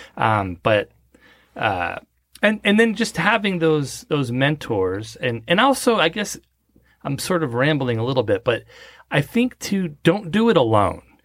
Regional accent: Southern California, United States; moved away as an adult; also born or lived in Las Vegas; now in Frisco, United States; I grew up in Southern California

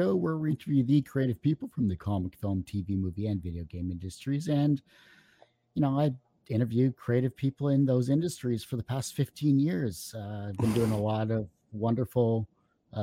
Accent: Canada; I'm Canadian

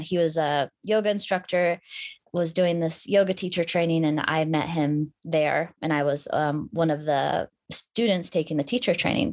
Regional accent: Anchorage, Alaska, United States; I grew up in Anchorage, Alaska.

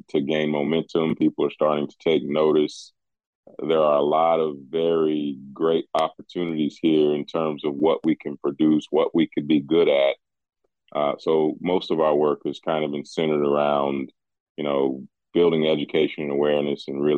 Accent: West Virginia, United States; moved away as an adult; also born or lived in Colorado; I'm from West Virginia, left here many years ago, joining the military.

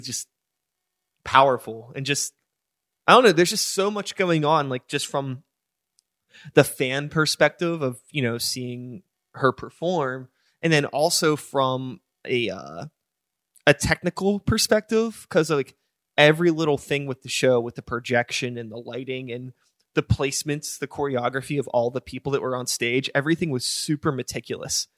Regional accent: United States; I am American

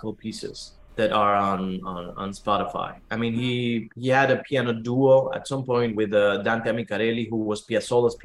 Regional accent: Buenos Aires, Argentina; moved away; I was born in Argentina and raised in Buenos Aires

